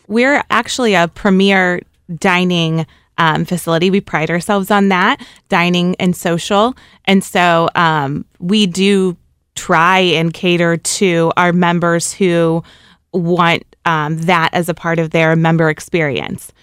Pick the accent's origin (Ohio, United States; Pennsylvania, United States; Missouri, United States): Missouri, United States; St. Louis; also born or lived in Chicago; I'm from Saint Louis, born in Chicago, but moved to Saint Louis very, very early on